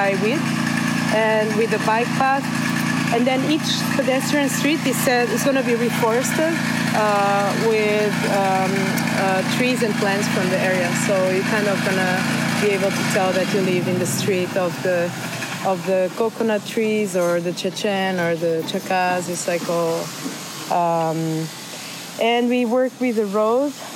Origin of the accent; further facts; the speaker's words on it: Portugal; moved away as an adult; also born or lived in Berlin / Rotterdam; now in Mexico; I come from Portugal